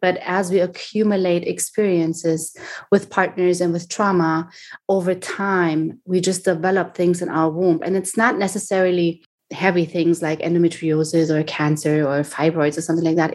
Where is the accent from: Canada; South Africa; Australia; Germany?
Germany; moved away as an adult; now in Miami, United States; I was born and raised in Germany